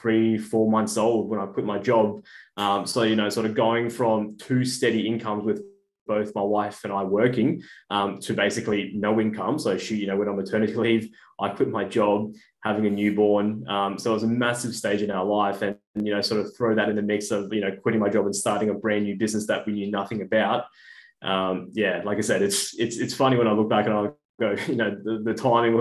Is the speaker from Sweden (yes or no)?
no; Brisbane, Queensland, Australia; moved away as an adult; now in Melbourne, Australia; And originally I was from Brisbane. Moved to Melbourne about 3-4 years ago